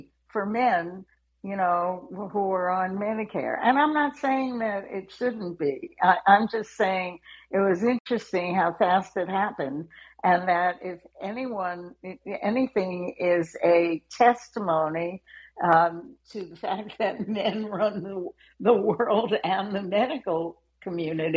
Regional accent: United States; I'm an American

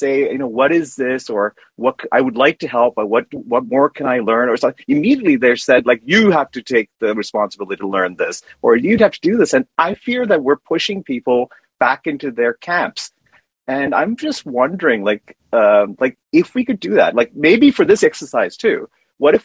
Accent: Canada; I'm a Canadian

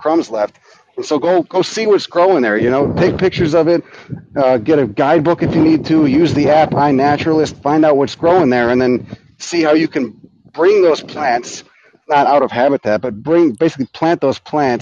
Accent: Chicago, Illinois, United States; moved away as an adult; also born or lived in California; I grew up in Chicago

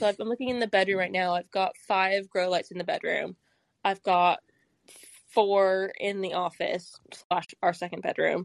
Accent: California, United States; moved away as an adult; now in London, United Kingdom; I'm not from London. I'm from California

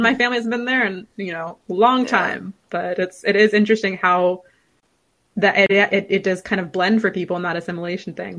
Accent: California, United States; I'm from California

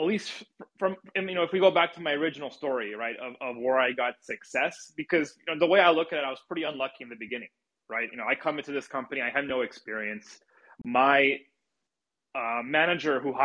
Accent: United States; as an American

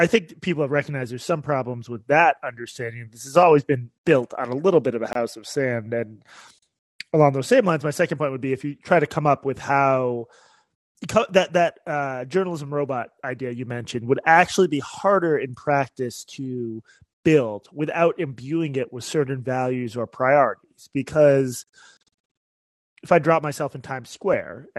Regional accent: Boston, Massachusetts, United States; I'm from Boston

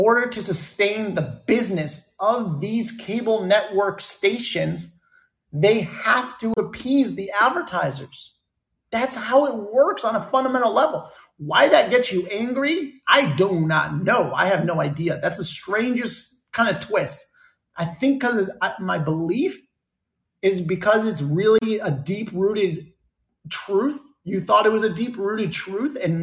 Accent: United States; also born or lived in Bermuda; America because that's where I grew up. That's where I'm from

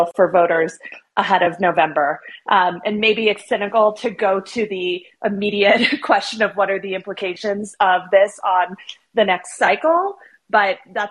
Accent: Arizona, United States; moved away as an adult; now in Washington, D.C., United States; I have a lot of love for my home state, even though I am a swamp creature now

